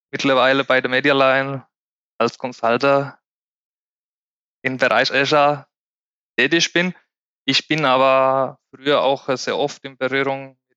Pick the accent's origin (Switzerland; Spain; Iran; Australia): Spain; German is a second language; now in Germany; Ich komme ursprünglich aus Spanien, bin gebürtiger Spanier. Und vor neun Jahren kam ich nach Deutschland mit dem Ziel, Deutsch zu lernen.